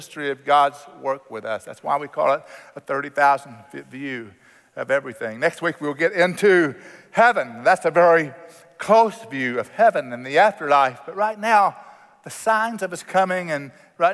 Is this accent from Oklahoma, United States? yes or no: yes; Oklahoma, United States; I grew up in Oklahoma, and Oklahoma has a lot of agriculture